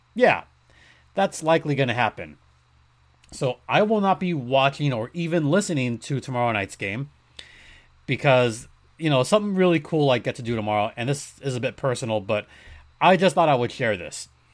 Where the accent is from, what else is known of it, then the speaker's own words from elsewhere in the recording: United States; Me being an American citizen